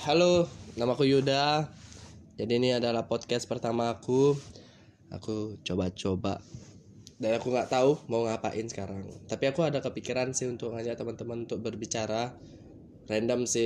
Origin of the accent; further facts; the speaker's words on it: Badung, Bali, Indonesia; aku berasal dari Bali, tepatnya di Kabupaten Badung.